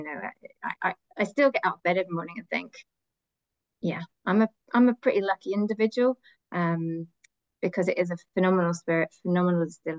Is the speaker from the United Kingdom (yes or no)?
yes; Glasgow, Scotland, United Kingdom; And I grew up in Scotland. I know I don't sound like it, but I did grow up from the age of 10 in Glasgow. So I am, you know, a proper Glaswegian by heart